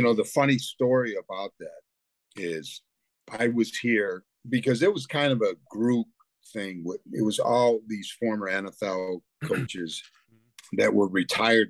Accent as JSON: {"language": "English", "town": "Toledo", "region": "Ohio", "country": "United States", "tie": "born or raised there", "moved": "as an adult", "lives_now": "Hennef, Germany", "said": "I grew up in Toledo"}